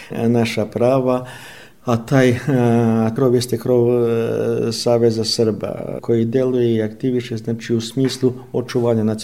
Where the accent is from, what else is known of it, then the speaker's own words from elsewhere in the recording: Romania; mi dobro kao Srbi iz Rumunije